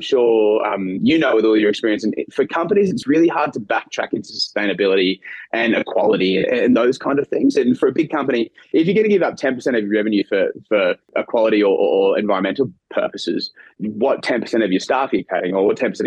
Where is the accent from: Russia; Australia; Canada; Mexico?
Australia; Brisbane, Queensland; moved away as an adult; now in United States; I'm a boy from Brisbane.